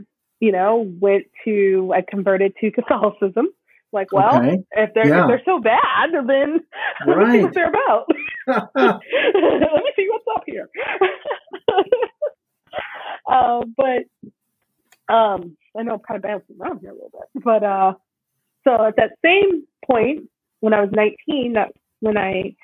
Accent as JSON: {"language": "English", "region": "South Mississippi", "country": "United States", "moved": "yes", "lives_now": "Minneapolis, United States", "said": "I'm from South Mississippi"}